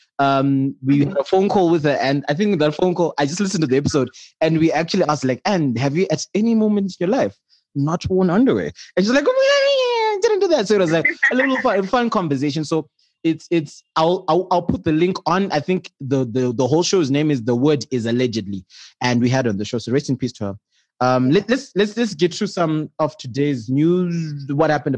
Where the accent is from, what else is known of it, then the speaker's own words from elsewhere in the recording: Bulawayo, Zimbabwe; I grew up in Bulawayo